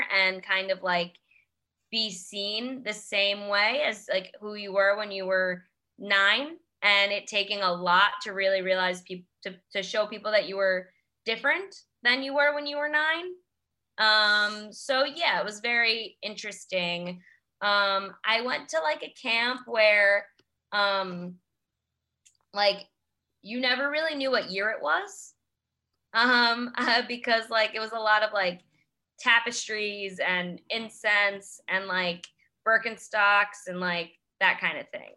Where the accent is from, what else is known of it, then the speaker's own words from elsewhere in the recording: New York City, New York, United States; I am from Queens. I grew up in Queens.